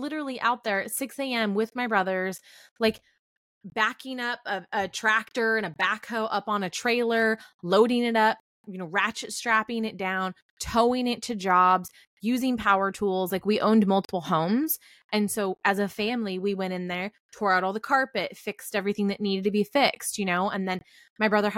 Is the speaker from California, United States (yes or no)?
yes; Northern California, United States; now in Texas, United States; I'm from Northern California